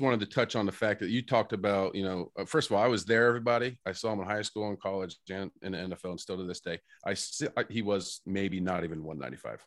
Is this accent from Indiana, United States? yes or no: yes; Indiana, United States; we're from Indiana